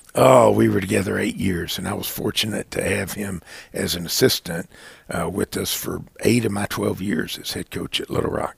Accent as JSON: {"language": "English", "town": "Dallas", "region": "Texas", "country": "United States", "tie": "born or raised there", "moved": "yes", "said": "I grew up in Dallas. I was born there"}